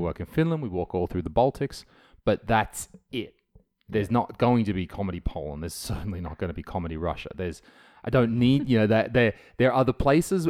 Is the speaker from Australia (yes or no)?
yes; Australia; moved away as an adult; now in Estonia; I'm from Australia